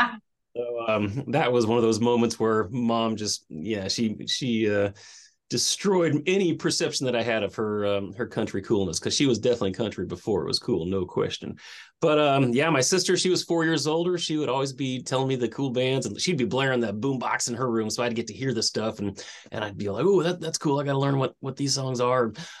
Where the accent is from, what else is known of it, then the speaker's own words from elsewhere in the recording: Tucson, Arizona, United States; also born or lived in Glendale, United States / Hawaii, United States / England / Virginia, United States; I did, yeah. Grew up an Air Force brat out in Tucson. I was born in Glendale, just outside of Phoenix, but we moved around a bit and got to hang out in Hawaii.